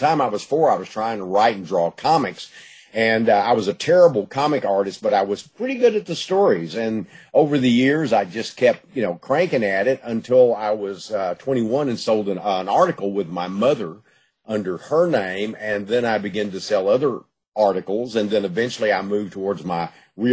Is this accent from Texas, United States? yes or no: yes; Gladewater, Texas, United States; I was growing up in East Texas, Gladewater, you know, area. I was born in Gladewater and lived in the East Texas area all my life.